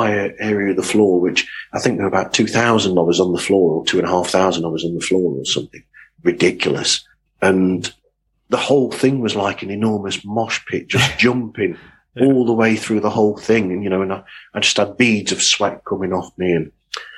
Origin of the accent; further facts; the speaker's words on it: England, United Kingdom; I'm a Brit